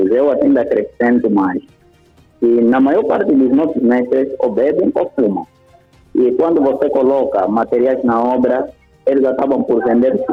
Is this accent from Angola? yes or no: yes; Angola; Eu também sou angolano